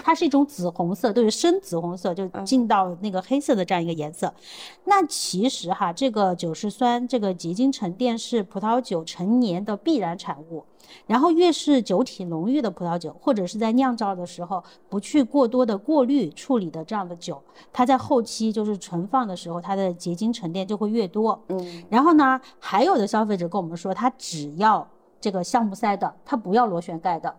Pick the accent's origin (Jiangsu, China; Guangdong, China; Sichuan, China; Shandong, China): Sichuan, China; 因为我来自于四川嘛